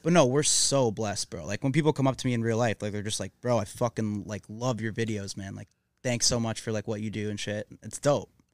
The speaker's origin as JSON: {"language": "English", "town": "Mississauga", "region": "Ontario", "country": "Canada", "tie": "born or raised there", "moved": "as an adult", "lives_now": "Los Angeles, United States", "said": "I'm from Mississauga, which is like 20 minutes outside Toronto. Um, that's where I grew up."}